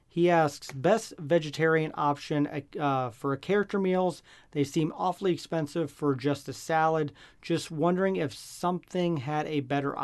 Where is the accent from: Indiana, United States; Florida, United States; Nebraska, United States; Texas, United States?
Nebraska, United States; But I'm from Nebraska, okay, well, so yeah.